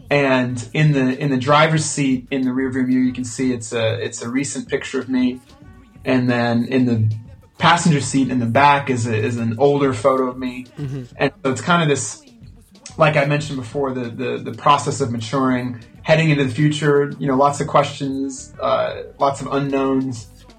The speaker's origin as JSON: {"language": "English", "country": "Spain", "tie": "born or raised there", "also_born_or_lived": "United Kingdom / United States", "said": "because I was born in the States, but I grew up in Spain and the UK."}